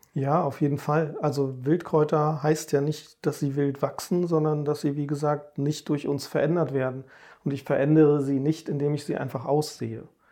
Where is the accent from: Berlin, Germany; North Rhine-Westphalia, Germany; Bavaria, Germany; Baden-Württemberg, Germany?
Berlin, Germany; Also ich bin ja in Berlin groß geworden, richtiges Stadtkind